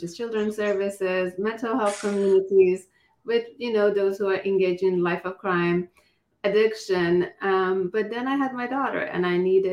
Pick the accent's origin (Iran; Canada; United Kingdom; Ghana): Iran; now in United States; I am from Iran. I migrated here about over 20 years ago